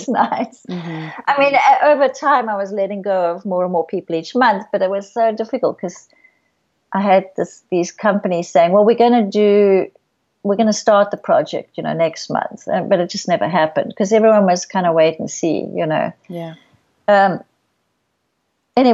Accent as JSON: {"language": "English", "country": "South Africa", "tie": "born or raised there", "moved": "yes", "said": "I grew up in South Africa"}